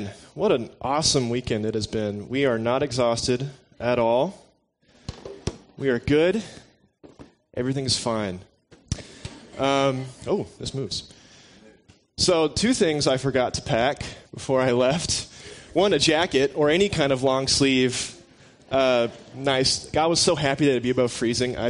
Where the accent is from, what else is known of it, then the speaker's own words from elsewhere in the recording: Tennessee, United States; I'm born and raised in Tennessee.